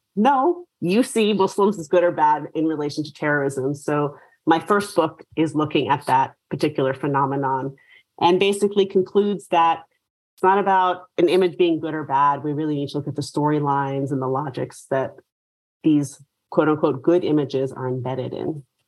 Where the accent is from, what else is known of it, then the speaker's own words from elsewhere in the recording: New York City, New York, United States; moved away; I'm from New York. So I grew up in New York City